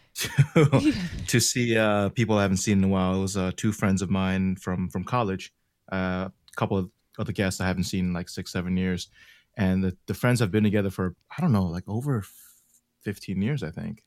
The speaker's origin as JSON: {"language": "English", "town": "Baltimore", "region": "Maryland", "country": "United States", "said": "I'm actually from Baltimore, but, you know, I guess Korean would be like my, my parents"}